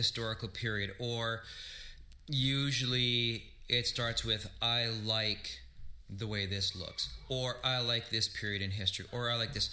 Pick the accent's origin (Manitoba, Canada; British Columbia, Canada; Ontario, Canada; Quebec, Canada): Manitoba, Canada; Flin Flon; now in Winnipeg, Canada; I grew up in Flin Flon, we had one channel